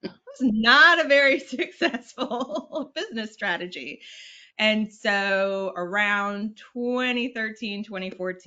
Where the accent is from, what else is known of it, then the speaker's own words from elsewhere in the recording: North Carolina, United States; also born or lived in Richmond; I'm from North Carolina